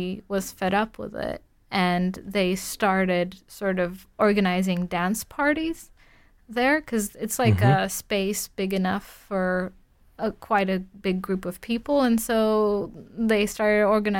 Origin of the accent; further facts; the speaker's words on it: Warsaw, Masovian Voivodeship, Poland; I'm from Warsaw, the capital